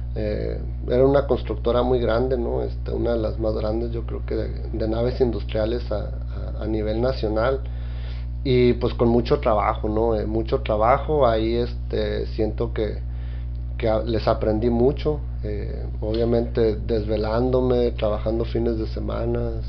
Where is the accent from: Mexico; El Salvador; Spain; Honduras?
Mexico; Tijuana, Baja California; soy un tijuanense apasionado